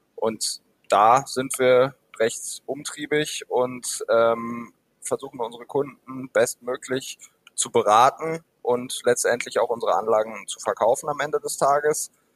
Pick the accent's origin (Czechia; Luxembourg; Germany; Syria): Germany; Dortmund, North Rhine-Westphalia; ich komme tatsächlich aus, aus Westfalen, aus Dortmund